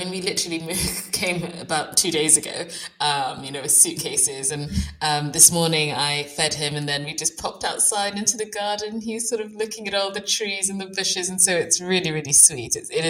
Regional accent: Bradford, Yorkshire and the Humber, United Kingdom; born there; So I was born in West Yorkshire, actually. I'm in South Yorkshire right now, but I was born in Bradford and I think we were there for about 2 days.

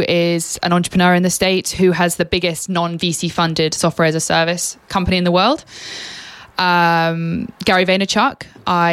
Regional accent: England, United Kingdom; moved away; I am an extremely proud Brit. Absolutely. I've lived abroad and I love being English

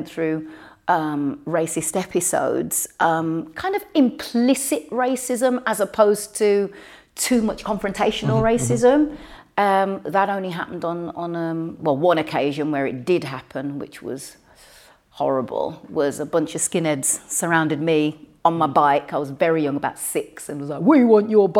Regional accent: United Kingdom; I was born and raised in Britain.

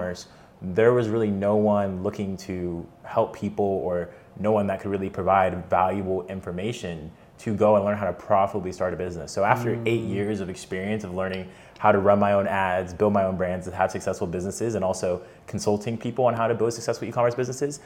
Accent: Atlanta, Georgia, United States; I grew up in Atlanta, Georgia

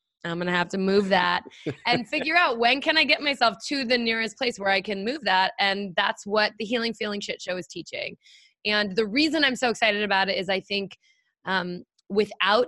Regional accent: San Francisco, California, United States; I was actually born on the Presidio

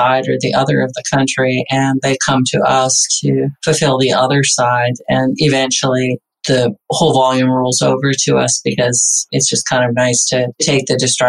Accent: Alaska, United States; I was born and raised in Alaska

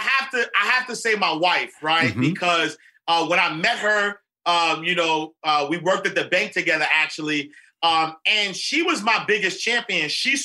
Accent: New York City, New York, United States; I grew up in St. Nicholas Projects in Harlem. And so, you know, black guy from Harlem who doesn't have the education that was necessary.

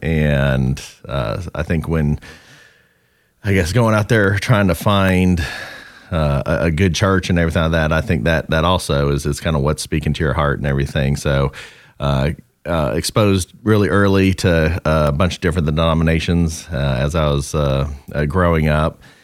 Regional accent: Southern California, United States; now in North Carolina, United States; growing up in Southern California and settling in North Carolina

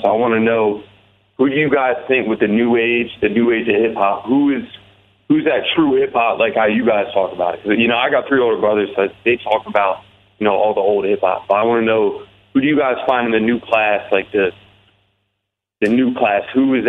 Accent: New Jersey, United States; I'm a dude from Jersey. I'm a hip-hop dude. Just graduated college, 22

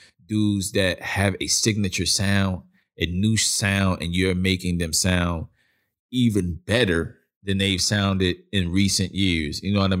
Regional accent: Brooklyn, New York, United States; that's what I grew up listening to, being where I'm from Brooklyn

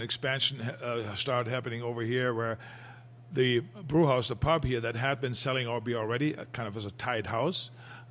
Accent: Germany; moved away; what I grew up with in Germany

